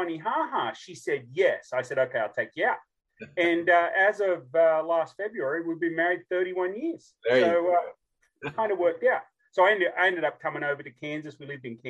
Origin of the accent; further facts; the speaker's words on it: Australia; moved away as an adult; now in Franklin, United States; I'm a true southern accent from the southern hemisphere, born and raised in Australia